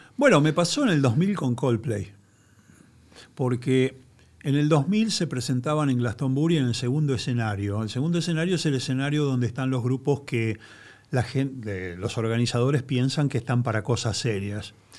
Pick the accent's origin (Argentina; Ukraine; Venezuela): Argentina; yo soy argentino, soy un periodista